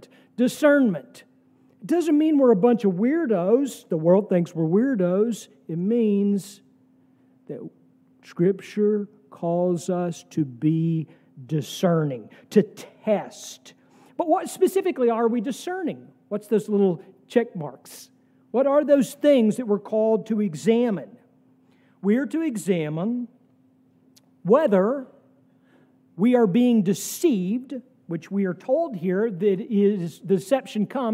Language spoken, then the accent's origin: English; United States; an American Christian